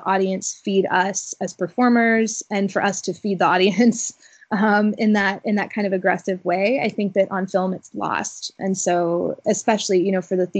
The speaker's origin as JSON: {"language": "English", "region": "Alabama", "country": "United States", "tie": "born or raised there", "also_born_or_lived": "Wisconsin", "moved": "yes", "said": "growing up in Alabama"}